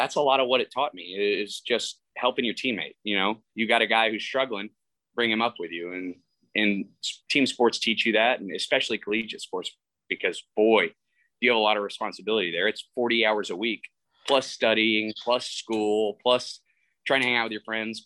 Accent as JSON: {"language": "English", "region": "Texas", "country": "United States", "tie": "born or raised there", "said": "I'm from the South. I'm a Texas boy and, you know, we're kind of raised old school"}